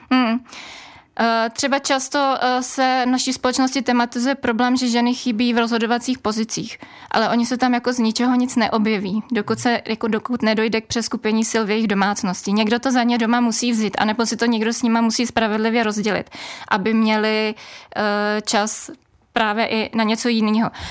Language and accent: Czech; Bohemia, Czechia; A u nás v Čechách